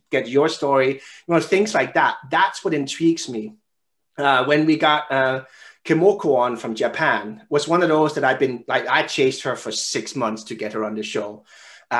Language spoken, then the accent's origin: English; Denmark; I found another Danish guy who studied at the same university as me from my hometown